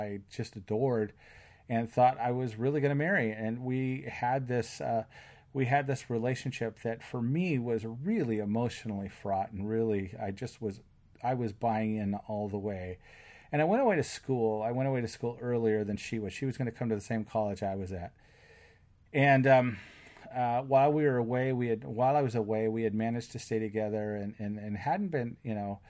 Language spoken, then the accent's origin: English; West Covina, California, United States; moved away as an adult; also born or lived in Utah / Oregon; now in Washington, United States; I grew up in West Covina, California